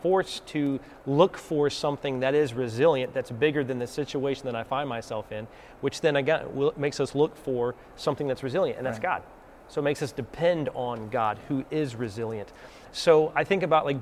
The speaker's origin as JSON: {"language": "English", "region": "the South", "country": "United States", "accent": "Southern", "said": "Southerners out there like me, I'm going to get my Southern accent on"}